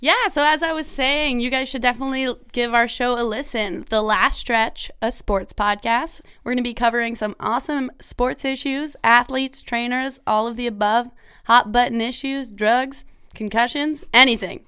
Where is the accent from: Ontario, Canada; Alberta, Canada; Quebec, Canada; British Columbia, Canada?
Ontario, Canada; I grew up in Ontario